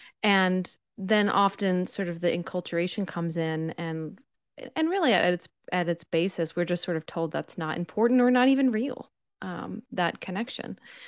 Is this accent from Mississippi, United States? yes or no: no; Pennsylvania, United States; I grew up in Pennsylvania, like probably a couple hours from New York, 1 hour from Philadelphia.